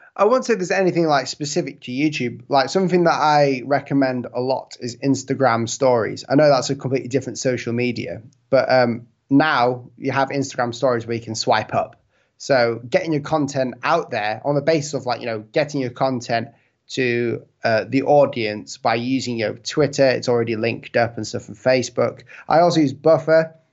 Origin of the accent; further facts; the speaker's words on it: United Kingdom; it's my accent and the fact that I'm from the U K